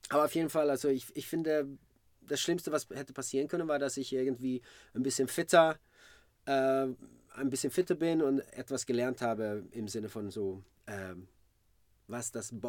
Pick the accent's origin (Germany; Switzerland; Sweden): Sweden; Malmö, Skåne; Ich bin in Malmö geboren, 1978.